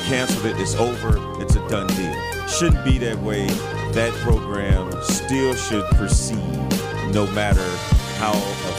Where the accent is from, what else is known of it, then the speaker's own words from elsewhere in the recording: East St. Louis, Illinois, United States; moved away as an adult; now in Milwaukee, United States; I am currently in my hometown of East St. Louis.